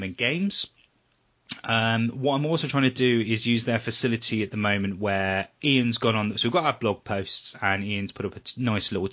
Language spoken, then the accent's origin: English; Weymouth, South West England, United Kingdom; my hometown, which is Weymouth